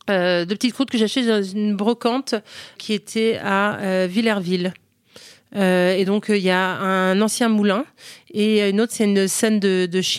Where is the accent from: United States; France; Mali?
United States; En fait, euh, j'ai grandi aux États-Unis, mais, euh, mais on est resté une maison française à la maison, vraiment, et on revenait tous les étés.